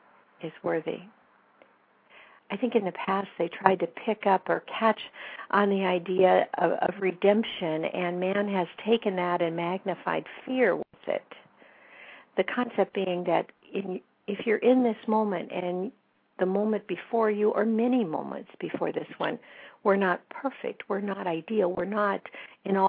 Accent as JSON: {"language": "English", "town": "Whittier", "region": "California", "country": "United States", "tie": "born or raised there", "moved": "yes", "lives_now": "Northern California, United States", "said": "Growing up in Whittier, California"}